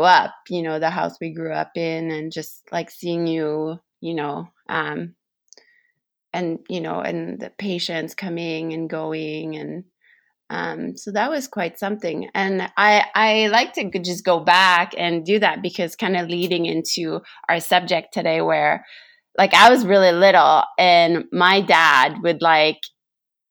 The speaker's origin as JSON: {"language": "English", "area": "La Beauce", "region": "Quebec", "country": "Canada", "tie": "born or raised there", "said": "I grew up in this"}